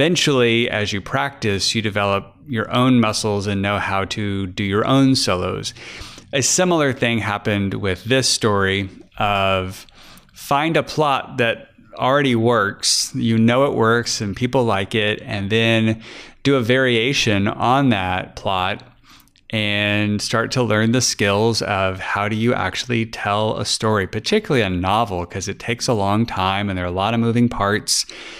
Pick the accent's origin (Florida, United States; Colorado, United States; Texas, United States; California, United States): Texas, United States; Fort Worth; I'm from Fort Worth, and there was a place where the Texas Rangers play not far from me.